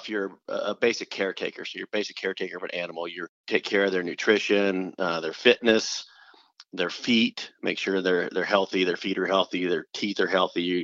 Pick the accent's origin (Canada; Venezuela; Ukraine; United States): United States; Columbus, Nebraska; moved away as an adult; also born or lived in Arizona; I grew up in Columbus, Nebraska, which is a small town of about 20,000